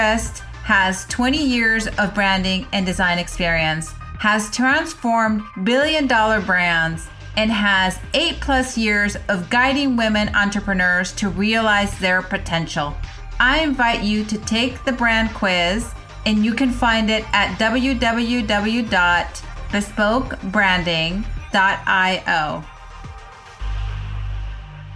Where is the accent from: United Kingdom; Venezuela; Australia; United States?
Venezuela